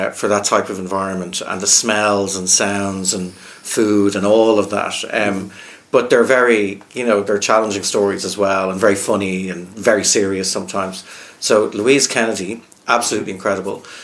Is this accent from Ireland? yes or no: yes; Ireland; And I think as children growing up in Ireland, reading has always been really important in this country and engaging with our poetry and engaging with, with our writing and our story.